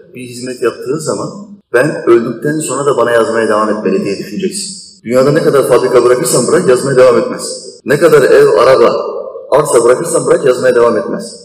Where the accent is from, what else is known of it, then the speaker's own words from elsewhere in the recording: Turkey; Hayatım burada geçti, çocukluğum, gençliğim burada geçti.